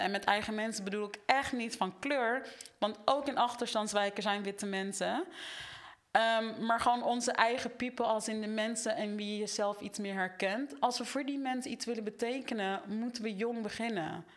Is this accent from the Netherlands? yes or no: yes; Netherlands; ik ben opgegroeid in Nederland